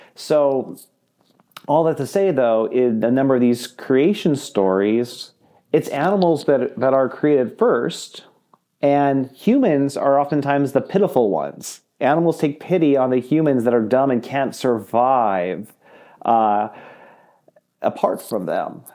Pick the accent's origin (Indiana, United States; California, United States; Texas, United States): California, United States; Southern; now in Iowa, United States; I'm originally from Southern California.